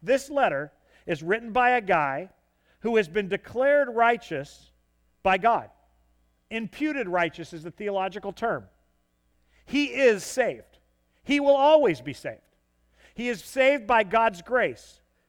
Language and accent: English; the South, United States; I am a Southerner, like it or not. Sorry.